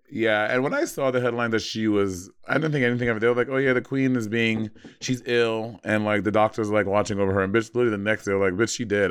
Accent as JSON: {"language": "English", "country": "United States", "said": "I'm American"}